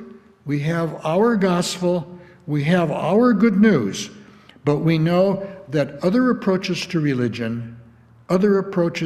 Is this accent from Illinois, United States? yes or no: yes; Illinois, United States; a little town up the Fox River from where I grew up in Illinois